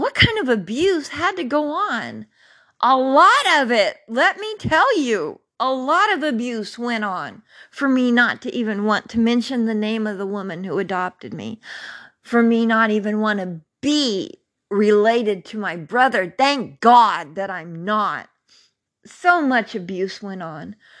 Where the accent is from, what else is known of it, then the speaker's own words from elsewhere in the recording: Carmichael, California, United States; also born or lived in Mather Air Force Base; growing up in Carmichael and Mather Air Force Base.